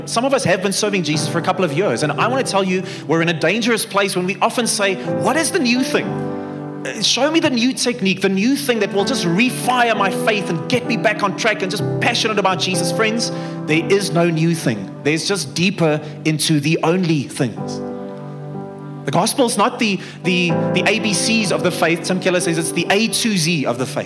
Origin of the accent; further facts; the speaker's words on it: Bloemfontein, Free State, South Africa; moved away as an adult; now in Pretoria, South Africa; I come from Bloemfontein originally